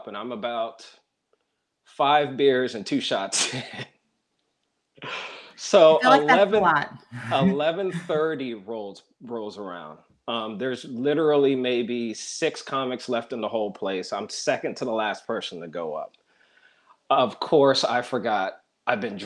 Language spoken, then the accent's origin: English; Fayetteville, North Carolina, United States; moved away as an adult; also born or lived in Baltimore, Maryland; now in Maryland, United States; My dad was in the military. I grew up in Fort Bragg, North Carolina